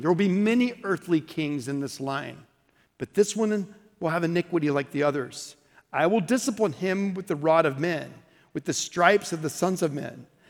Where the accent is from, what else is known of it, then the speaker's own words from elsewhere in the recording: Oklahoma, United States; I'm from Oklahoma